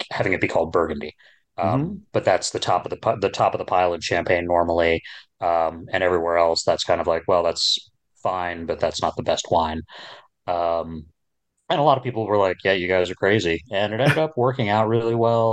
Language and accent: English; Princeton, New Jersey, United States; now in Kansas City, United States; There was a store where I grew up in New Jersey. I grew up in and around Princeton.